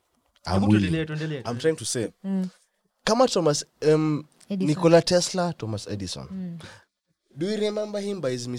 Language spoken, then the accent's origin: English; Kenya; I can say that as a Kenyan